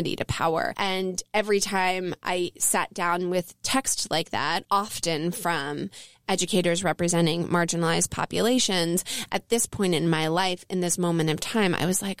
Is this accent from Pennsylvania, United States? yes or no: yes; Elkins Park, Pennsylvania, United States; also born or lived in Jenkintown, Pennsylvania; I'm originally from Elkins Park, Pennsylvania, and I spent my grade school years at Abington Friends in Jenkintown in the suburbs of Philly